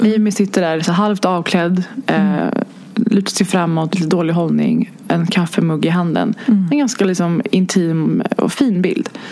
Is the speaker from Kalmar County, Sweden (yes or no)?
no; Stockholm, Stockholm County, Sweden; jag är inte uppvuxen i stan. Jag är ju från Hägersten